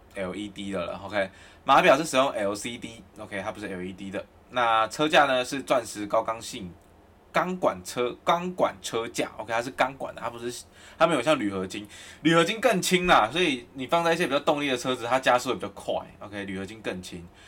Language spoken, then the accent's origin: Chinese; Kaohsiung, Taiwan; now in Taipei, Taiwan; 因为我是高雄人